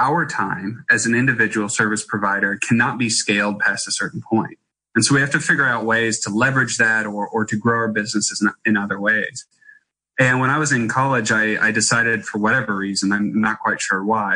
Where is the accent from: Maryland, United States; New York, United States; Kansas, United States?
Kansas, United States; also born or lived in Darling Downs, Queensland, Australia; I grew up as my brother and I, as kids, we ended up traveling between our farm in Kansas that my mom and dad owned and operated, and a wheat farm